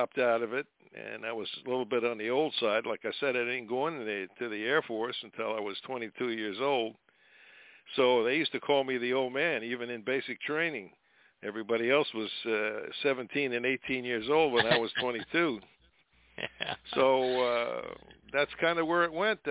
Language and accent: English; Long Island, New York, United States; also born or lived in Miami; I spent most of my time out on living on Long Island